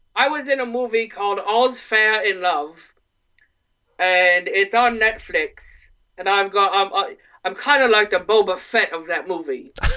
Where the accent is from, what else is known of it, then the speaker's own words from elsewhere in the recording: Ortonville, Michigan, United States; I'm originally from Ortonville, Michigan